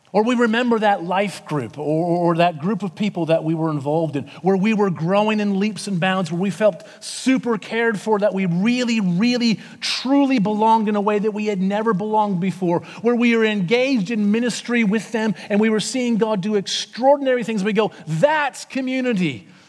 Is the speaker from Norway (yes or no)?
no; Canada; moved away as an adult; now in Sydney, Australia; I'm from Canada, not America